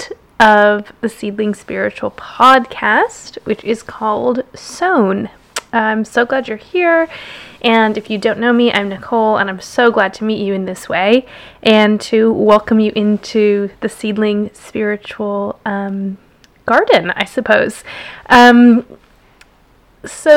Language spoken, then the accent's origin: English; Jackson, Wyoming, United States; moved away as an adult; now in London, United Kingdom; I was born in Jackson, Wyoming